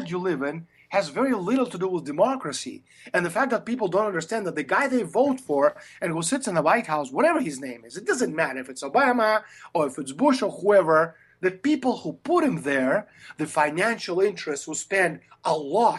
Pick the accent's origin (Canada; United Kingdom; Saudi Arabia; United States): Canada; Toronto, Ontario; I'm from Toronto. My family lives in Canada.